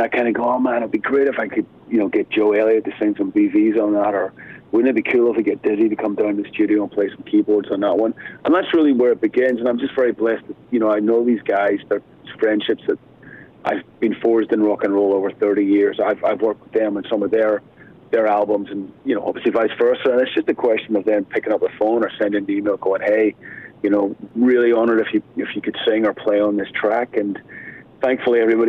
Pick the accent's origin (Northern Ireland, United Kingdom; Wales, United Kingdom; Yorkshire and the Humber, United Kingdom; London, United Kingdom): Northern Ireland, United Kingdom; Belfast; growing up in Northern Ireland in Belfast, you know, when I was a kid